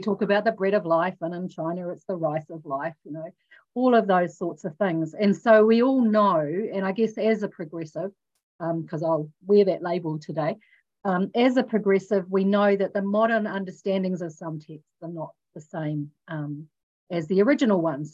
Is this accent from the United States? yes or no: no; New Zealand; also born or lived in Australia; being a New Zealander, being in New Zealand, having also trained in the Salvation Army in Australia